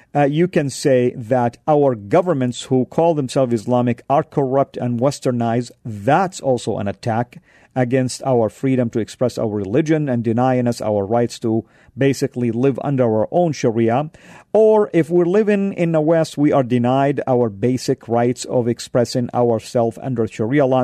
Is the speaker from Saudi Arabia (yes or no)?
yes; Saudi Arabia; moved away; when I grew up back home in Saudi